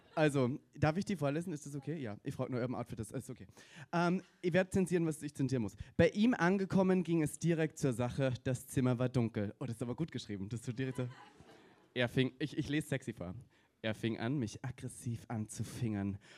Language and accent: German; Austria; bei mir in Österreich